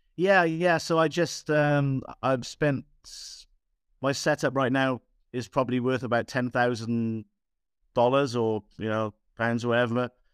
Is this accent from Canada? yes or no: no; Aberdare, Wales, United Kingdom; moved away; I'm from Wales originally.